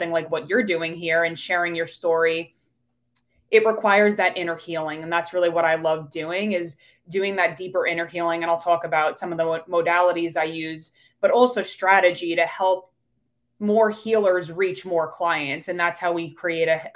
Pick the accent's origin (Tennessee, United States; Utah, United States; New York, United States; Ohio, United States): New York, United States; accent: New York; now in Pittsburgh, United States; I'm originally from New York. So you'll hear that accent come out when I say coffee